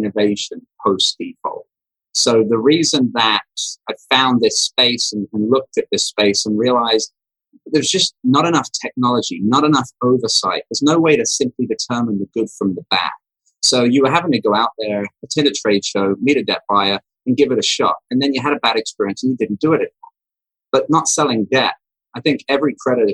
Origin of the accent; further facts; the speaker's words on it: England, United Kingdom; moved away as an adult; now in United States; I grew up in England, left the UK at 21 to come to America